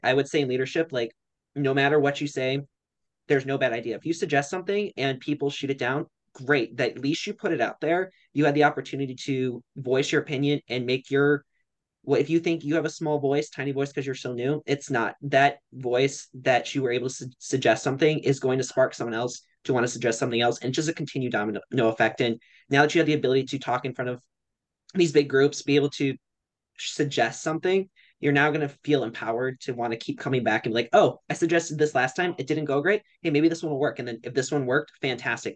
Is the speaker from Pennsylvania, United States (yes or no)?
no; Cleveland, Ohio, United States; I'm from Cleveland, Ohio